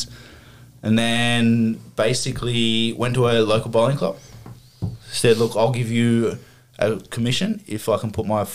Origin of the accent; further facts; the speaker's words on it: Wollongong, New South Wales, Australia; now in Bairnsdale, Australia; I'm from Wollongong. I'm a chippy.